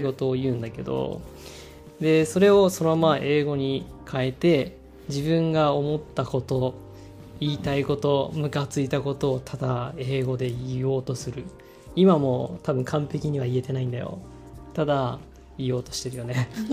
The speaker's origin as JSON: {"language": "Japanese", "country": "Japan", "tie": "born or raised there", "second_language": "Japanese", "moved": "as an adult", "lives_now": "United States", "said": "純ジャパニーズで高校まで日本にいて"}